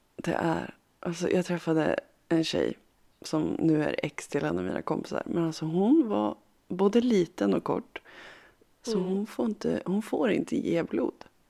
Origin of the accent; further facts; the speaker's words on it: Harbo, Uppsala County, Sweden; moved away; när jag var liten och så när jag bodde hemma i Harbo